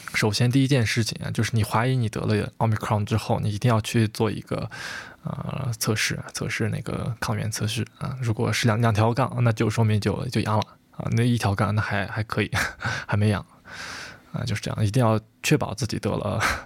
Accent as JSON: {"language": "Chinese", "country": "China", "said": "我们中国人"}